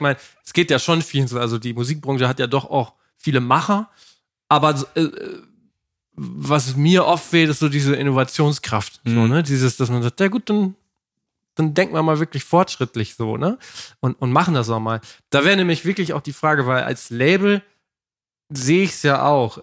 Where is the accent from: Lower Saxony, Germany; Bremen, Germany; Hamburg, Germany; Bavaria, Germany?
Lower Saxony, Germany; wir kommen ja aus Niedersachsen